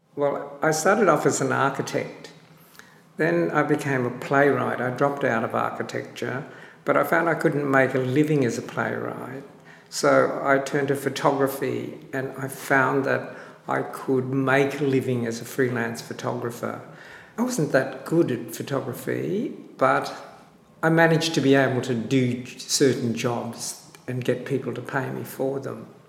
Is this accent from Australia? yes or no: yes; Australia; also born or lived in Sydney; I'm Australian born Chinese and I've lived in Sydney for over 40 years working as a photographer.